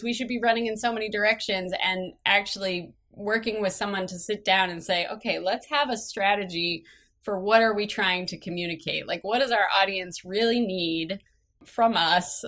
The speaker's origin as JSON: {"language": "English", "region": "Massachusetts", "country": "United States", "tie": "born or raised there", "said": "I grew up in Massachusetts, tiny little rural town, about two hours outside of Boston"}